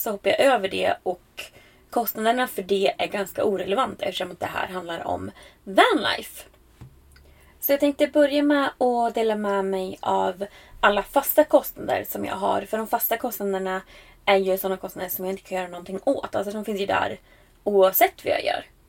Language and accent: Swedish; Västerås, Västmanland, Sweden; moved away as an adult; Jag kommer ju faktiskt från Västerås ursprungligen.